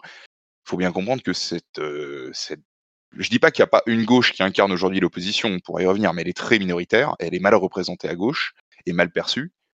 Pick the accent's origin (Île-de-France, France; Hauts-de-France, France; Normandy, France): Île-de-France, France; Paris suburbs; Je suis né en banlieue parisienne. J'ai grandi en banlieue parisienne, on va dire, à une vingtaine de minutes de Paris